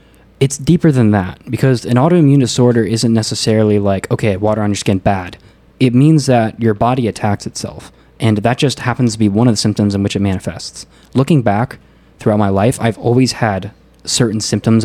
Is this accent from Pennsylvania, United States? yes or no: yes; Pennsylvania, United States; moved away as an adult; also born or lived in Pasadena, California / Maryland / Kansas; now in Fremont, United States; Before I was a year old, though, my parents basically moved to Maryland and then a couple years later to Pennsylvania. And I was pretty much raised in Pennsylvania